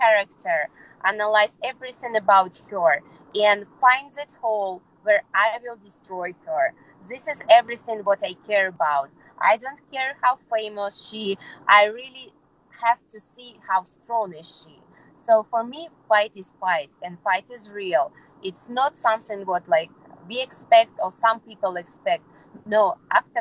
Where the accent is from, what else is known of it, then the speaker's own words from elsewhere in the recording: Kyrgyzstan; English is a second language; moved away as an adult; also born or lived in Peru; I was born in Kyrgyzstan. My mother Russian, my father Ukrainian. And I lived all my life in Kyrgyzstan